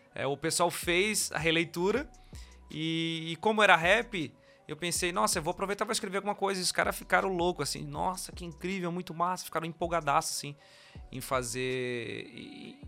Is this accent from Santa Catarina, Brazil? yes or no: yes; Florianópolis, Santa Catarina, Brazil; eu sou de Floripa e eu nasci num bairro chamado Tapera, que é um, um bairro mais de periferia, lá de Florianópolis. Aqui de Florianópolis, no caso, né?